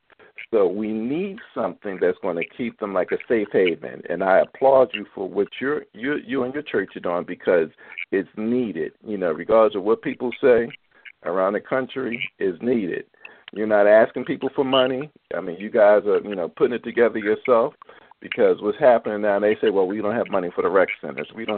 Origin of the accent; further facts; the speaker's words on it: Philadelphia, Pennsylvania, United States; moved away as an adult; now in Baltimore, United States; I'm from Philadelphia, you know, moved to Baltimore 15 years ago, but that's the way I was raised